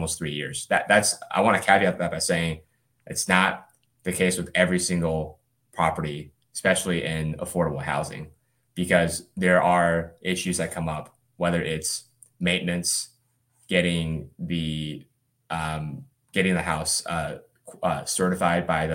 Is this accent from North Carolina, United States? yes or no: no; Birmingham, Alabama, United States; also born or lived in China / Atlanta, Georgia; I grew up mostly in Birmingham, Alabama. My family was born in China and then moved here when I was about 6 years old. We lived in Atlanta for a couple of years before moving to Birmingham.